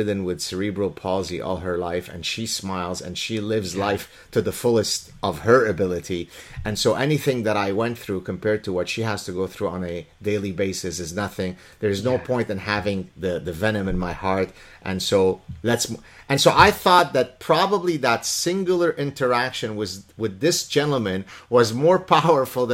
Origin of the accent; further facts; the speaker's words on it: Lebanon; now in Canada; I'm from Lebanon